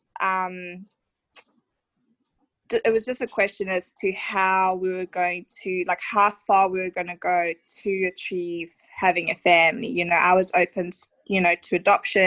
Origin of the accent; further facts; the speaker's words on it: South Africa; now in Australia; So I'm actually from South Africa, living here in Australia